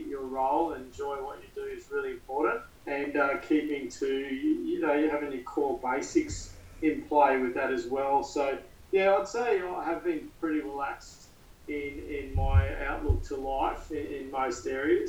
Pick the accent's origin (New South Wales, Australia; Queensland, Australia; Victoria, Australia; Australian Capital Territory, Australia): Queensland, Australia; As a Queenslander